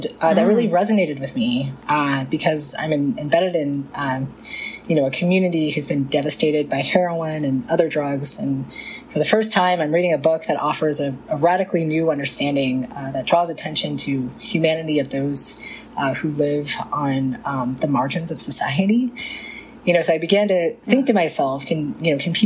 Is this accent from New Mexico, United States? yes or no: yes; New Mexico, United States; I'm from New Mexico